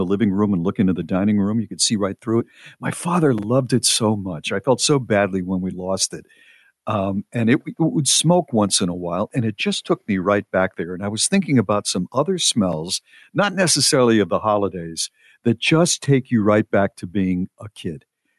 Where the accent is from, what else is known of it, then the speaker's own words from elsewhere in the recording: Ireland; American weddings finish really early. I'm from Ireland, and it would be unheard of for the party to finish before 6 or 7 a.m.